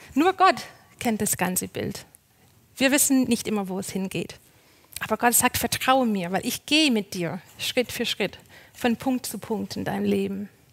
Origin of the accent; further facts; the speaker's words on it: Canada; moved away as an adult; now in Germany; Ich bin ja Kanadierin und bin vor neun Jahren nach Deutschland gezogen